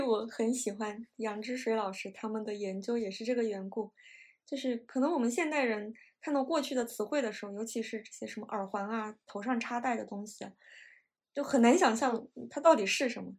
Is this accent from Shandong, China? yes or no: no; Nantong, Jiangsu, China; moved away as an adult; now in Kyoto, Japan; 我是上海边上的城市，小城市南通出生的，所以我们的，我的家乡也是四季很分明